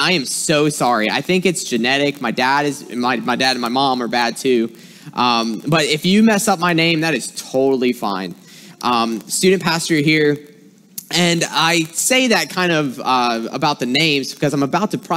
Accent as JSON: {"language": "English", "region": "South Carolina", "country": "United States", "accent": "twang", "moved": "as an adult", "lives_now": "Michigan, United States", "said": "I'm originally from South Carolina, so if you hear some words that have a little twang to it"}